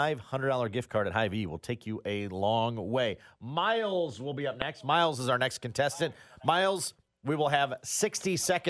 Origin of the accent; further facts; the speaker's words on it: Iowa, United States; I am from Iowa.